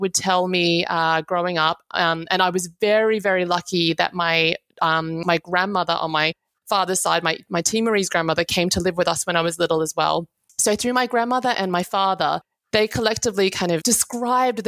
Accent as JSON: {"language": "English", "town": "Sydney", "region": "New South Wales", "country": "Australia", "tie": "born or raised there", "said": "I grew up in Sydney."}